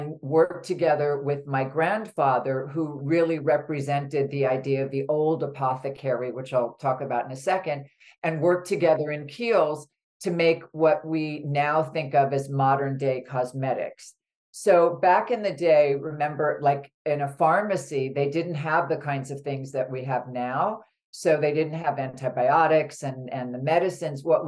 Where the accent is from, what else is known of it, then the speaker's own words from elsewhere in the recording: New York City, New York, United States; when I was young, I grew up in New York City